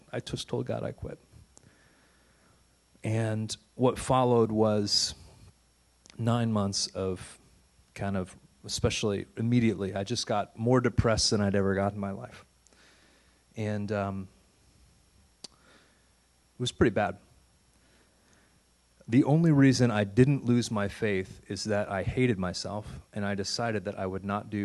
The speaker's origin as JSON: {"language": "English", "town": "St. Louis", "region": "Missouri", "country": "United States", "tie": "born or raised there", "also_born_or_lived": "Santa Fe / Massachusetts", "moved": "as an adult", "said": "St. Louis is my hometown"}